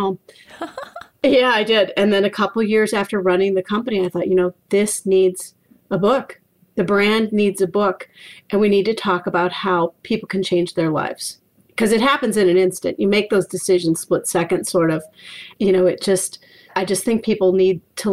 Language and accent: English; Iowa, United States; also born or lived in Minneapolis, Minnesota; now in Maine, United States; I live in Maine. I was born in Minneapolis, raised in Iowa